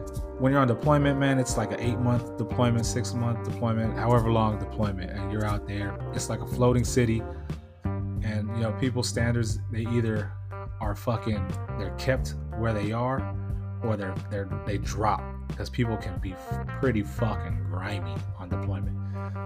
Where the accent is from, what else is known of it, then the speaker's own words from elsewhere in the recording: California, United States; I'm from Cali